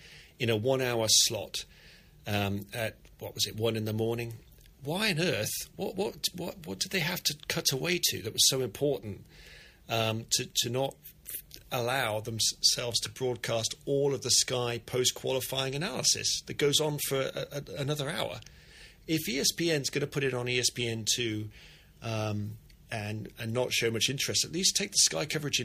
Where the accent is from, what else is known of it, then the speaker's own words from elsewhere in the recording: Banbury, South East England, United Kingdom; Even Haas is based in Banbury, Oxfordshire, my hometown